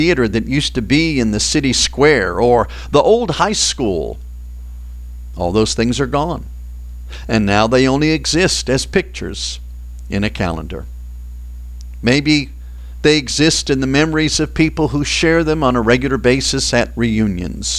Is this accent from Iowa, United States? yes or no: no; Boston, Massachusetts, United States; I grew up in Boston